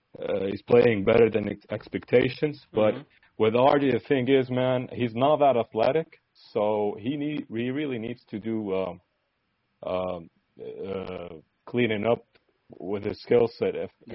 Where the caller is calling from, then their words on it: Saudi Arabia; Saudi Arabia.